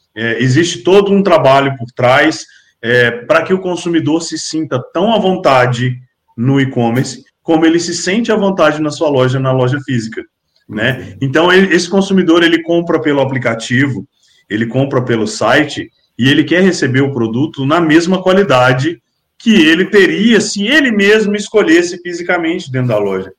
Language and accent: Portuguese; Brasília, Federal District, Brazil; now in Minas Gerais, Brazil; eu não sou daqui, eu sou de Brasília, mas eu, eu vivo em Minas Gerais